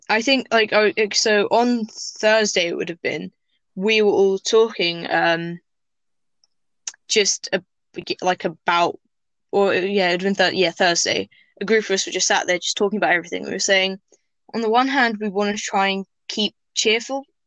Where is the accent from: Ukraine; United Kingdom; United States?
United Kingdom; England; I wasn't born there, I was born in England, but Tunisia, which is where my dad is from